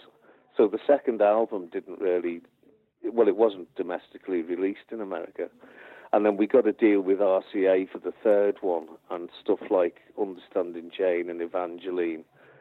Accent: England, United Kingdom; being European or English, British

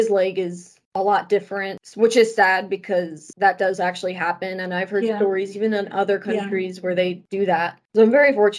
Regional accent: Kalach, Volgograd Oblast, Russia; born there; Well, I was born in Russia in a small city called Kalach. It's kind of directly west of Volgograd.

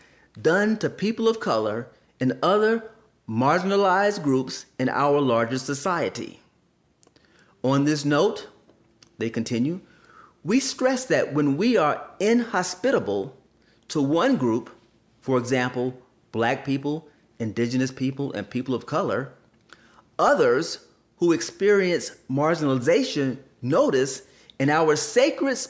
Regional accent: Columbus, Georgia, United States; I grew up in Columbus, Georgia, and attended many churches

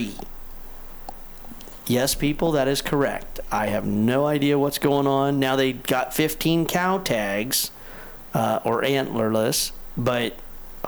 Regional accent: Crescent City, California, United States; my hometown of Crescent City

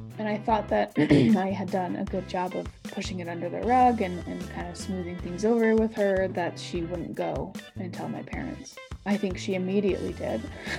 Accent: Sugar City, Idaho, United States; I think probably the biggest one for both of us was the social aspect of our lives in Sugar City and in Idaho Falls. After growing up and start, you know

